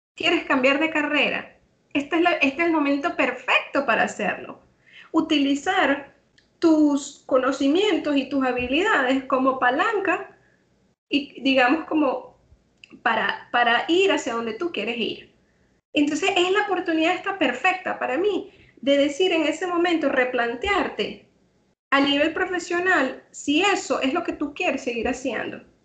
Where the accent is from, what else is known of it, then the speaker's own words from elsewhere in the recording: Venezuela; moved away as an adult; now in Trinidad and Tobago; yo soy venezolana